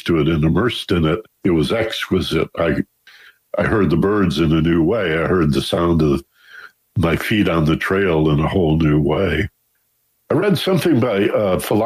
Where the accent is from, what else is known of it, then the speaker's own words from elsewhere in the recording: Michigan, United States; now in Los Angeles, United States; I was born and raised in Michigan